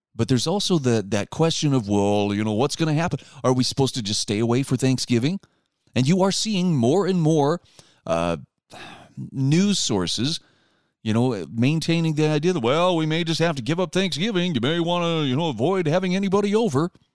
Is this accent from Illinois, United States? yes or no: no; Utah, United States; in my home state of Utah